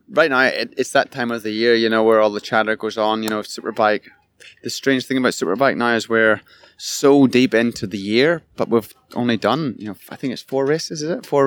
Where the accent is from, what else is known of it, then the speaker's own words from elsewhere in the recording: Ireland; Growing up in Ireland, that was all pie in the sky, like pipe dream. Getting to go to California and ride a motocross bike, let alone ride with your childhood hero.